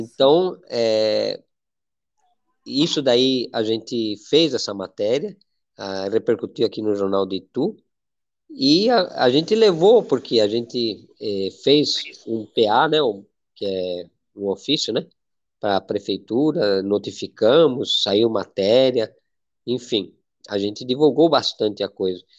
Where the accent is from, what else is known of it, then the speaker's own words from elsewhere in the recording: Spain; now in Brazil; eu sou espanhol